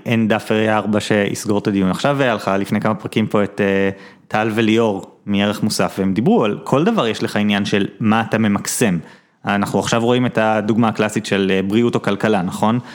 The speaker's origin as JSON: {"language": "Hebrew", "town": "Jerusalem", "region": "Jerusalem District", "country": "Israel", "tie": "born or raised there"}